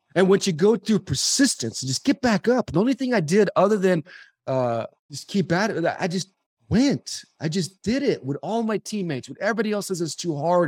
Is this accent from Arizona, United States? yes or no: yes; Arizona, United States; also born or lived in Southern California; I moved from Su-, Southern California to the hot desert of Arizona, I became an overachiever through athletics